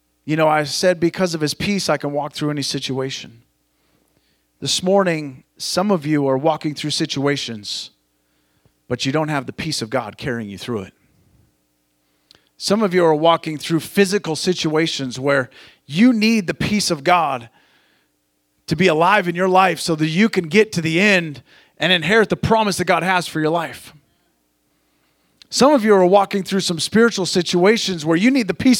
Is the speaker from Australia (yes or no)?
no; Montana, United States; now in California, United States; I grew up in Montana